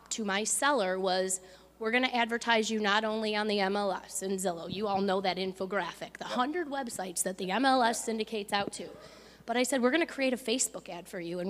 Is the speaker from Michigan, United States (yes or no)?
yes; Belleville, Michigan, United States; my hometown, which is Belleville, just located between Detroit and Ann Arbor.